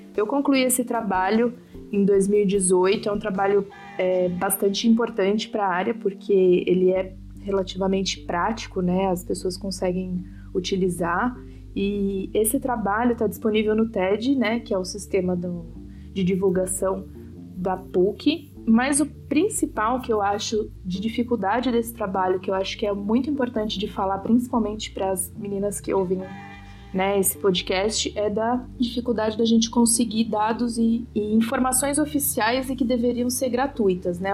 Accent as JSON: {"language": "Portuguese", "region": "São Paulo", "country": "Brazil", "said": "sou de São Paulo"}